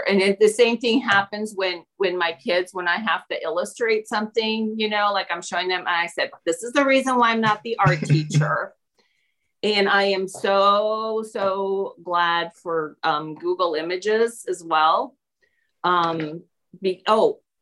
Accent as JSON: {"language": "English", "country": "Peru", "tie": "born or raised there", "moved": "yes", "lives_now": "Indianapolis, United States", "said": "I grew up in Peru."}